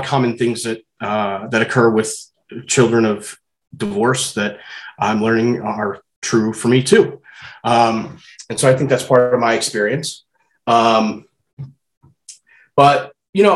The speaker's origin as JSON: {"language": "English", "town": "St. Louis", "region": "Missouri", "country": "United States", "tie": "born or raised there", "also_born_or_lived": "Chesterfield, Missouri", "moved": "yes", "lives_now": "Boulder, United States", "said": "I grew up in St. Louis, Missouri, in the West County suburbs of Chesterfield. I currently live in Boulder, Colorado"}